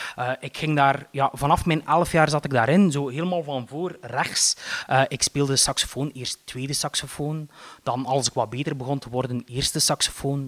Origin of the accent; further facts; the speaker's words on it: Eeklo, Flanders, Belgium; ik ben opgegroeid in Eeklo